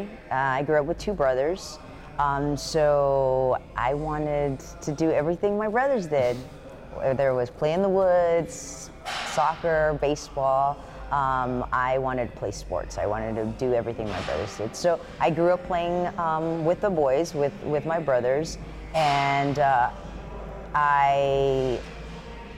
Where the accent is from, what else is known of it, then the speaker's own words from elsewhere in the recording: Houston, Texas, United States; I grew up here in Houston.